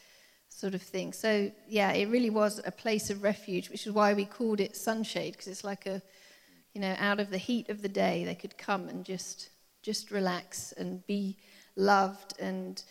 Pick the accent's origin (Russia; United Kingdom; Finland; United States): United Kingdom; England; moved away as an adult; now in Cape Town, South Africa; I'm English